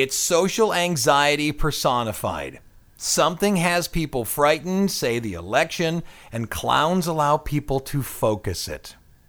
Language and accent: English; Pennsylvania, United States; No, I'm from the Ohio, Pennsylvania area.